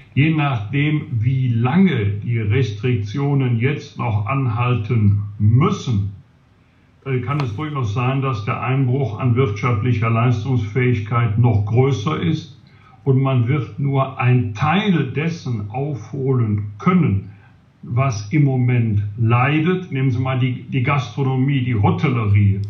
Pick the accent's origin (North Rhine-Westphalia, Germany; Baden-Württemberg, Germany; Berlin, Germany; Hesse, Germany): North Rhine-Westphalia, Germany; Bergisch Gladbach; in meiner Heimatstadt Bergisch landbach